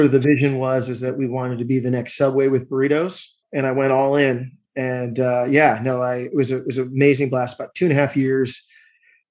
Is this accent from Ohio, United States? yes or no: no; Seattle, Washington, United States; I'm from Seattle